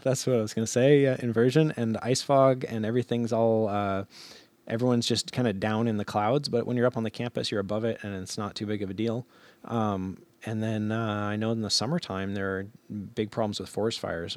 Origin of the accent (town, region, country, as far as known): Alaska, United States; also born or lived in Fairbanks